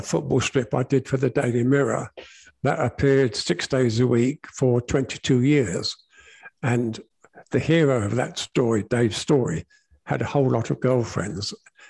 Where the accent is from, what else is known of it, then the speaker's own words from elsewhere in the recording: St Albans, East of England, United Kingdom; St Albans City Football Club, which is where I was born and bred in St Albans